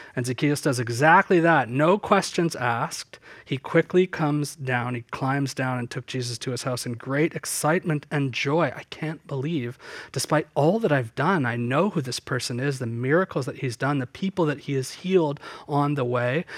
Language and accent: English; Southern Ontario, Canada; where I grew up in Southern Ontario.